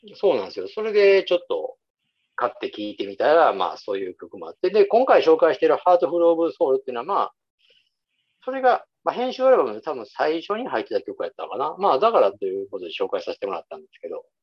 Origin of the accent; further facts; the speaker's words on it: Nara, Japan; 僕らはほら、地元奈良でしょ。